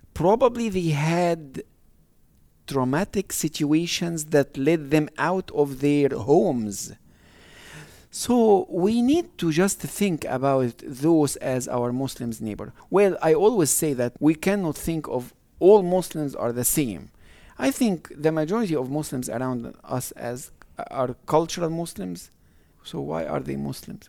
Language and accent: English; Egypt; now in United States; me growing up in Egypt